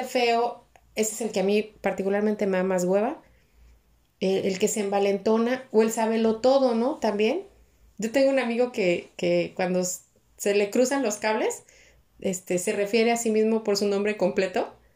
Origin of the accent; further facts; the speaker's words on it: Mexico; somos los mexicanos